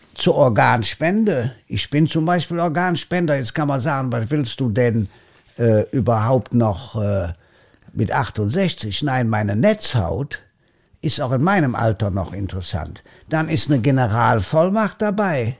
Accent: Germany; bei uns in Deutschland

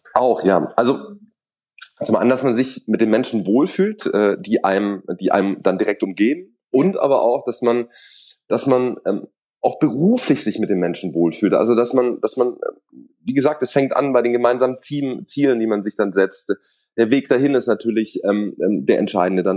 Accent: Swabia, Germany; ich bin aber gebürtiger Schwabe

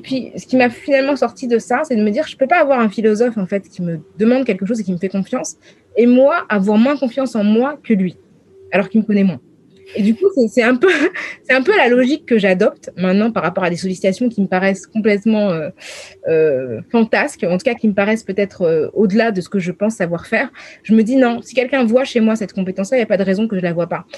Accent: France; je suis une française des années 2000

